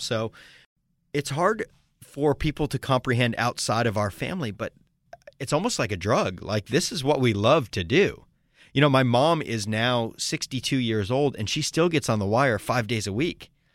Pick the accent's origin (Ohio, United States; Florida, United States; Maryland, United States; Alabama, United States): Florida, United States; Sarasota; my hometown of Sarasota, Florida